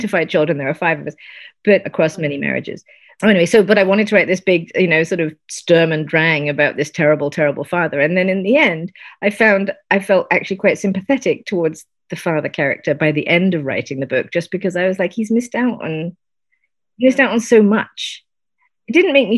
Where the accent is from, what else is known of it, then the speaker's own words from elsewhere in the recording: United Kingdom; I'm British.